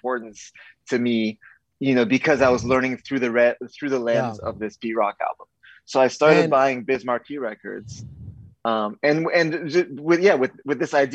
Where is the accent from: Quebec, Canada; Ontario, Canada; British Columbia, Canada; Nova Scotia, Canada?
Quebec, Canada; Montreal; I was, you know, 12, 13 years old in those years, growing up in Montreal